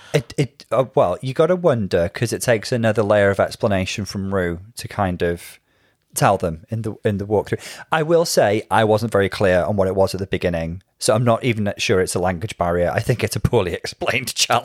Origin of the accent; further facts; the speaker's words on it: Wales, United Kingdom; I did speak a lot more Welsh when I was little